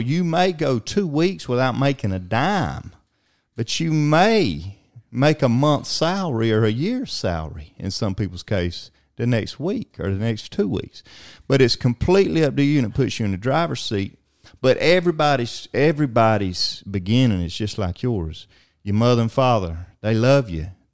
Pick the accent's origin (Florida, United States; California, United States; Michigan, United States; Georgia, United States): Georgia, United States; Alma; big city of Alma, Georgia, Blue Ridge capital of the world, and, uh, my hometown as well